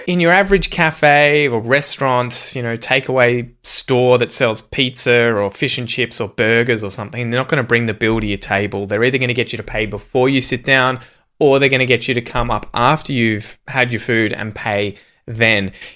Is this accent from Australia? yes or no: yes; Australia